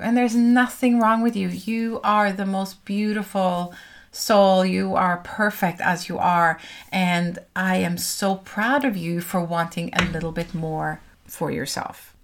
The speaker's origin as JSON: {"language": "English", "country": "Norway", "moved": "yes", "said": "I'm from Norway"}